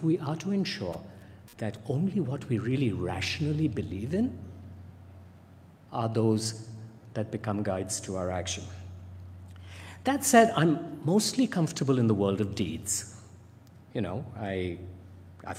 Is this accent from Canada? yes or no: no; India; I grew up in India